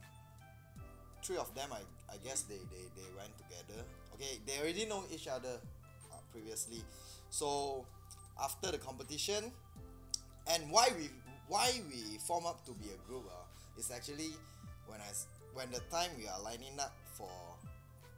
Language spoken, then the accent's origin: English; Klang, Selangor, Malaysia; I'm from Klang.